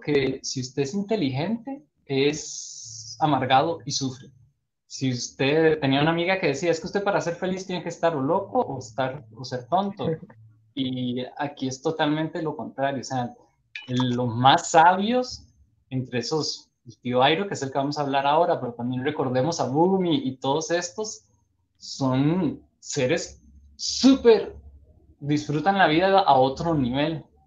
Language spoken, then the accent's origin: Spanish; Costa Rica; de Costa Rica.